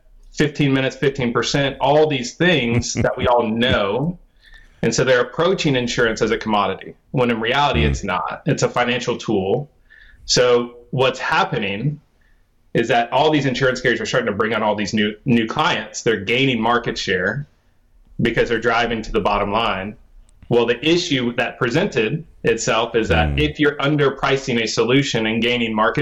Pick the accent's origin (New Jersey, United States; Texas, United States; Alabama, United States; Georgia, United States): Texas, United States; I'm a Texan